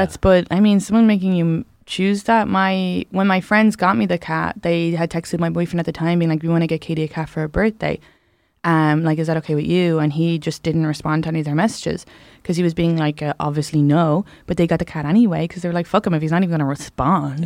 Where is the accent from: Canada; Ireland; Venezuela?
Ireland; moved away; I grew up in the South